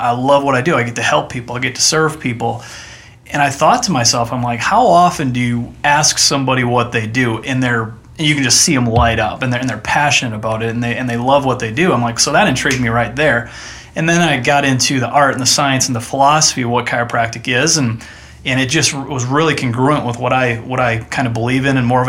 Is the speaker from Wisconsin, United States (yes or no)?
yes; Antigo, Wisconsin, United States; now in Athens, United States; I grew up in Wisconsin, small town called Antigo, Wisconsin, north central Wisconsin